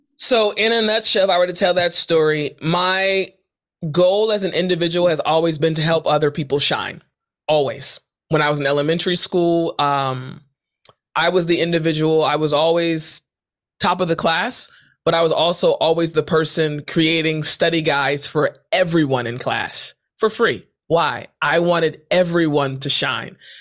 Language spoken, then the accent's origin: English; United States; moved away as an adult; also born or lived in South Korea; I'm from Maryland. I'm from D C.